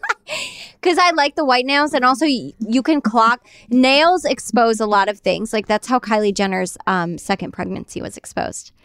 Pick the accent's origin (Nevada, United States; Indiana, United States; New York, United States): New York, United States; I grew up in New York, Jersey Shore